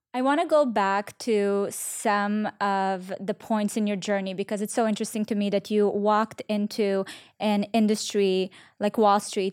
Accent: Israel; now in United States; I grew up in Israel

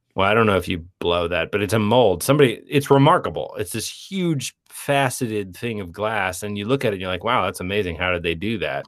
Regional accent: Parkersburg, West Virginia, United States; moved away as an adult; also born or lived in San Francisco / New York; we grew up in Parkersburg, West Virginia

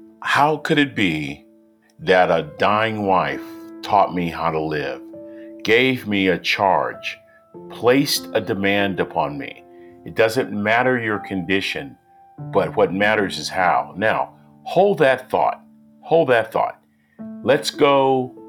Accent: San Francisco, California, United States; I was born in San Francisco in the 1950s

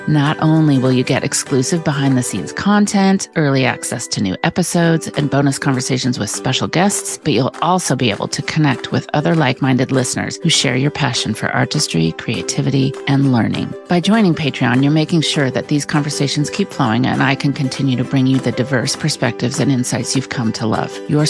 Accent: California, United States; But I grew up in the Napa Valley area

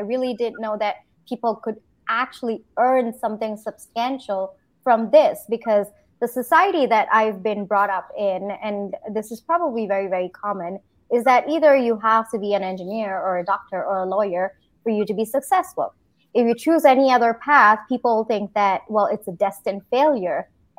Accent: Singapore; also born or lived in India; now in United States; So from India, I grew up in Singapore, did my engineering in India, and then I did my MBA in the US.

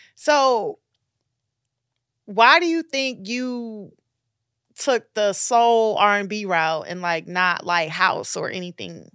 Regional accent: Miami, Florida, United States; accent: New York; moved away; also born or lived in Brooklyn, New York; I'm definitely a Miami girl

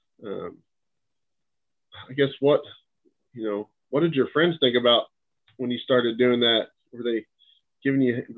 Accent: Oklahoma, United States; All my buddies hunted and stuff when I grew up in Oklahoma, and, I would take them, we had some family property

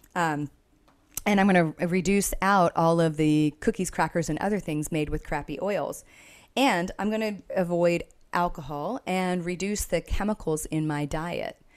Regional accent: Texas, United States; I'm from Texas

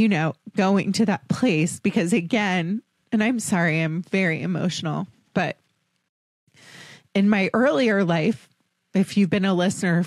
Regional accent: Potomac, Maryland, United States; I grew up in Washington, D.C., or outside Washington, D.C.

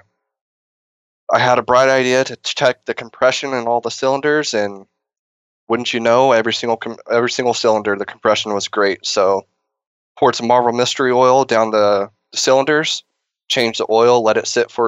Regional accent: Texas, United States; now in California, United States; I'm actually from Texas

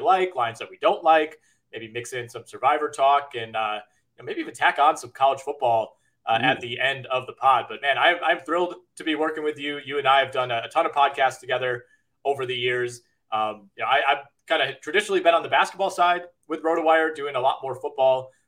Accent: Green Bay, Wisconsin, United States; now in Milwaukee, United States; I am from Green Bay

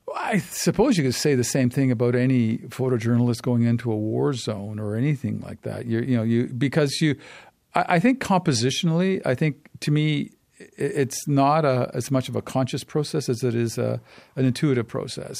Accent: Canada; as a Canadian

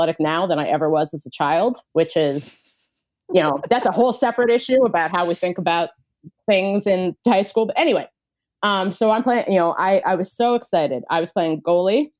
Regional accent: Cincinnati, Ohio, United States; I grew up in Cincinnati, Ohio.

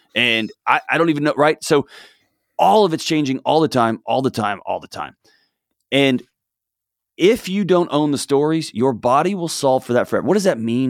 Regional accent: Texas, United States; I was born and raised in Texas

